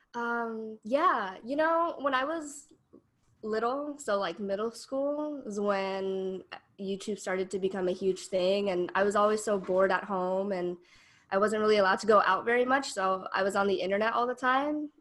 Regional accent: Denver, Colorado, United States; moved away as an adult; now in San Francisco Bay Area, United States; I'm originally from Denver, Colorado, and I moved to the Bay as a transfer student.

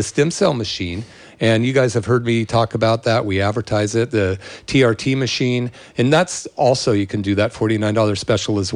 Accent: Berkeley, California, United States; I grew up in Berkeley in the 60s

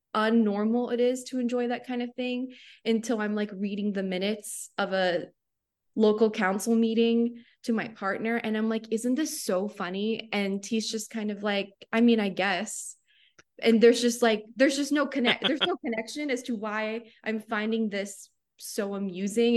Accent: Cape Coral, Florida, United States; moved away as an adult; also born or lived in Miami / Boston / Sarasota; now in Wichita, United States; I grew up in Cape Coral, Florida

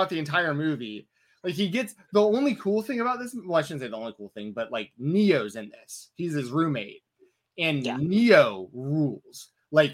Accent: Atlanta, Georgia, United States; I grew up in Atlanta, Georgia.

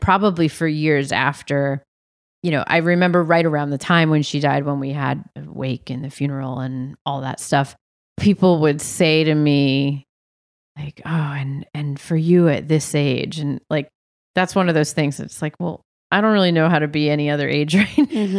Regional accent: New Hampshire, United States; moved away as an adult; also born or lived in Massachusetts; now in Philadelphia, United States; we lived there till I was 4. Then we moved to New Hampshire and I lived there till I graduated high school and moved to Philly to go to college

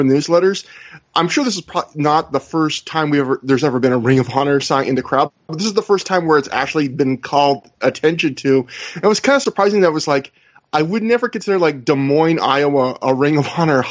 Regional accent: Canada; as a Canadian

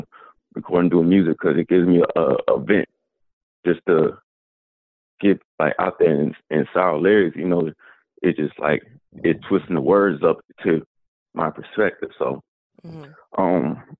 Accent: Atlanta, Georgia, United States; I'm from Atlanta, Georgia

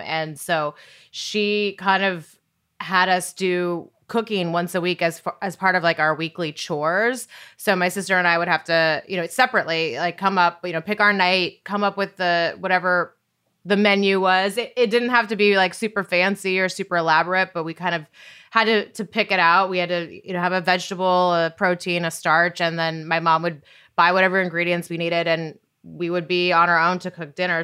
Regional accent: Great Falls, Montana, United States; moved away as an adult; also born or lived in San Diego / San Francisco / Bristol; I grew up in Great Falls, Montana

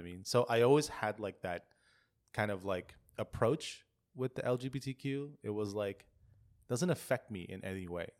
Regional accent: Philippines; moved away; when I was growing up in the Philippines.

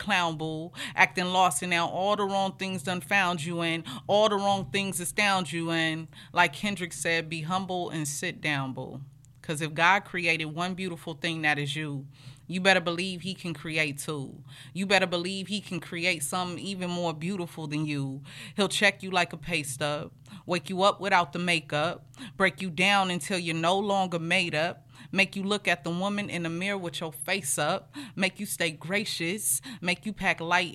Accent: Los Angeles, California, United States; also born or lived in Inglewood, California; I come from the district, Crenshaw District

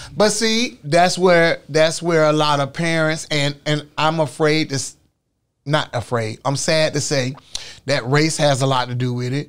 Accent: Orlando, Florida, United States; here in sunny, beautiful Orlando, my hometown

